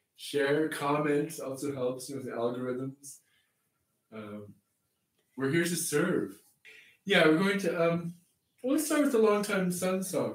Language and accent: English; Canada; I grew up in Canada